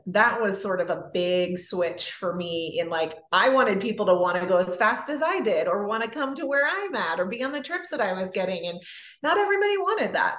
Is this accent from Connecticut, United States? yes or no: no; California, United States; moved away as an adult; also born or lived in Canada; I grew up in California